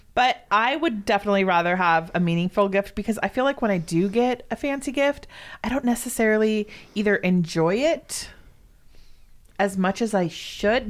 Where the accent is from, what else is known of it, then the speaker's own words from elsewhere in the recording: Southern California, United States; moved away; also born or lived in Oregon; growing up in Southern California. Like, I never had a white Christmas until I lived in Oregon.